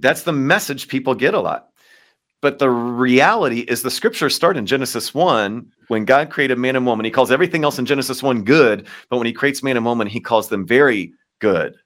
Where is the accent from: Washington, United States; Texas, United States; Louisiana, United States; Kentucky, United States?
Kentucky, United States; moved away as an adult; now in Baltimore, United States